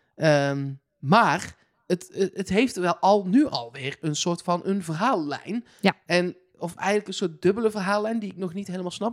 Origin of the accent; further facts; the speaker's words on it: Eindhoven, North Brabant, Netherlands; Ik kom zelf uit Eindhoven.